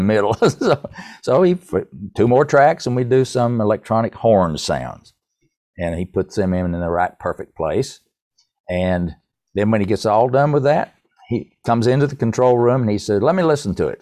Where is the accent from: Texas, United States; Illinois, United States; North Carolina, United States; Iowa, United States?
North Carolina, United States; I'm from North Carolina